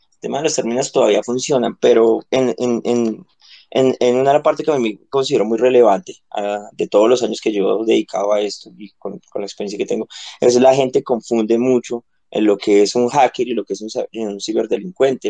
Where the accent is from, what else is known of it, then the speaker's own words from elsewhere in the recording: Colombia; soy colombiano